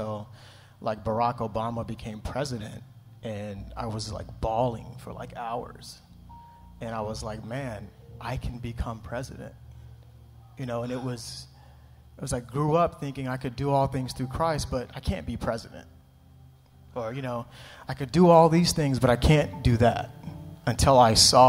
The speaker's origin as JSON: {"language": "English", "country": "United States", "tie": "born or raised there", "said": "as a black kid growing up in America"}